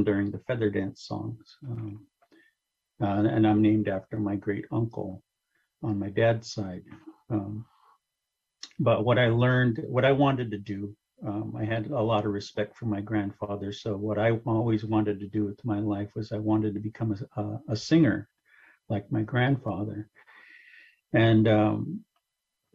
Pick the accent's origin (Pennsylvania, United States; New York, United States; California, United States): California, United States; Kashaya Pomo, near Stewart's Point; also born or lived in San Rafael; I come from the Kashaya Pomo people. I come from the people from the top of the land. Everyone will know my people as Kashaya Pomo, which is on the coast near Stewart's Point